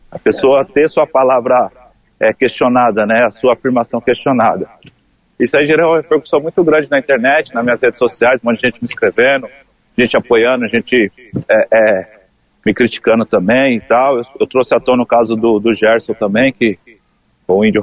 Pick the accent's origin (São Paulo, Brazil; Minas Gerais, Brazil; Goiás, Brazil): São Paulo, Brazil; now in Rio de Janeiro, Brazil; eu sou do interior de São Paulo e se usa bastante, mano.